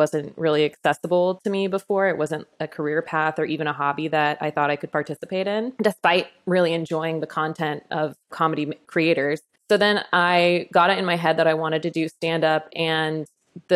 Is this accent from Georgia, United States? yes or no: no; Utah, United States; also born or lived in Texas; now in California, United States; I grew up in Utah.